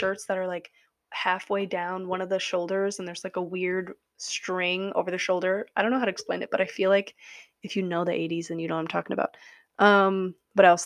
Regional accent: Wisconsin, United States; I am from Wisconsin

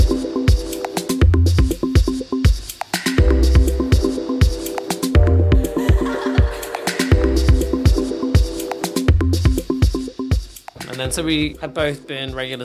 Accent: England, United Kingdom; moved away as an adult; now in New York, United States; growing up in England

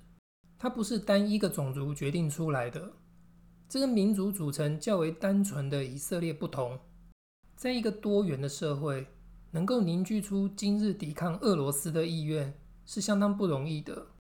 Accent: Taiwan; 身为台湾人的我们，更不应该面对困难就放弃。

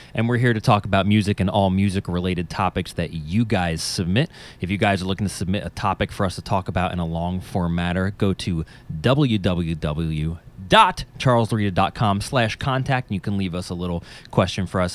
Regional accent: New Jersey, United States; I'm from New Jersey. if you couldn't tell by my accent.

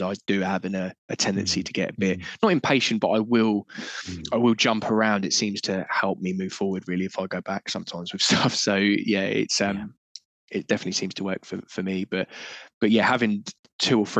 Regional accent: Portsmouth, South East England, United Kingdom; I grew up in Portsmouth, we were seaside towns.

